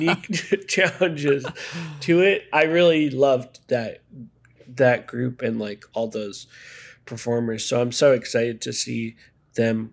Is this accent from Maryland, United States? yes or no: yes; Maryland, United States; moved away as an adult; also born or lived in Connecticut / Chicago; now in Los Angeles, United States; I'm from Maryland